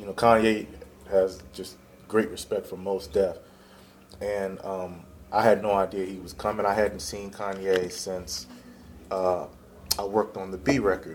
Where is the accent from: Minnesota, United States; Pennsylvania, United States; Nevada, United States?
Pennsylvania, United States; Philadelphia; I'm from Philly, I'm a Philly boy